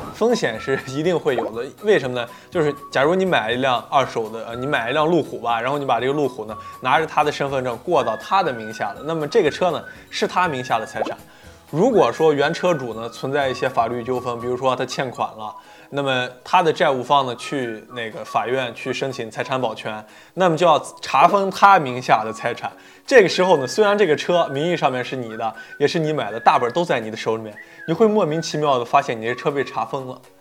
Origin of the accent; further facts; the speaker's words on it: Northwest China, China; moved away; 我老家西北那一块儿